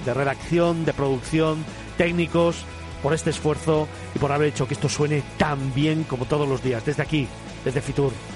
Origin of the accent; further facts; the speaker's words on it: Cáceres, Extremadura, Spain; moved away; por haberme vuelto a acercar a mi tierra